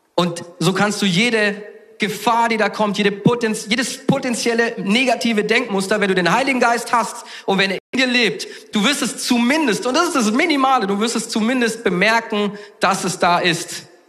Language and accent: German; Southern Germany, Germany; ich komme aus Süddeutschland